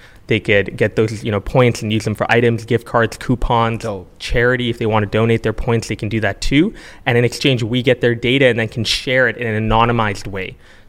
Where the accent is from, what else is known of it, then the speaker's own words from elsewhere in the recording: Calgary, Alberta, Canada; also born or lived in Singapore; now in Toronto, Canada; I was born and raised in Singapore and Calgary, Alberta, two very different places.